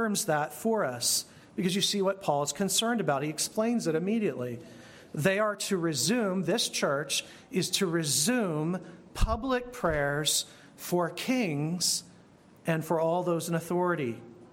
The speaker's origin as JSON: {"language": "English", "country": "United States", "said": "Being an American"}